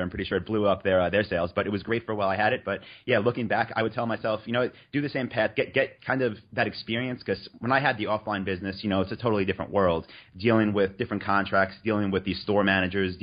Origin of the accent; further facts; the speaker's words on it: New York, United States; moved away as an adult; also born or lived in North Carolina; So I'm from New York